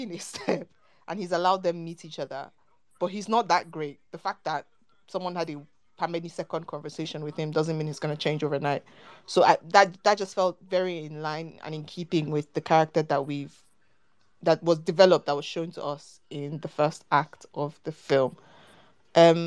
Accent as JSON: {"language": "English", "country": "Nigeria", "said": "we're Nigerian"}